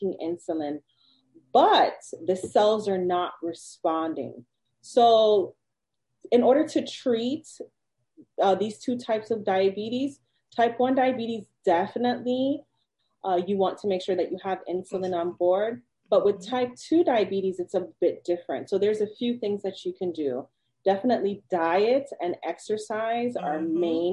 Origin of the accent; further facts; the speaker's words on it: Jamaica; I'm Jamaican